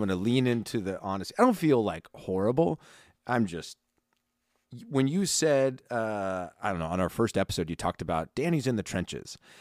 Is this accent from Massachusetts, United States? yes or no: no; California, United States; I'm from California